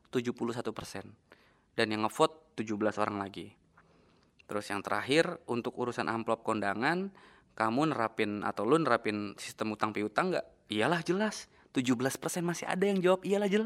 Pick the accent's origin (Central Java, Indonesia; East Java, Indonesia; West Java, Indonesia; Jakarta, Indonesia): West Java, Indonesia; Cirebon; kayak di daerah rumah gue di desa gue di kabupaten Cirebon